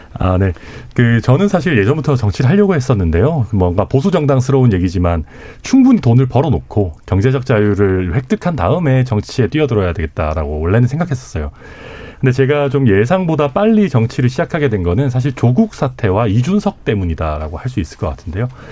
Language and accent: Korean; Daegu, South Korea; now in Suncheon, South Korea; 대구에서 태어나서 전남 순천에 살고 있는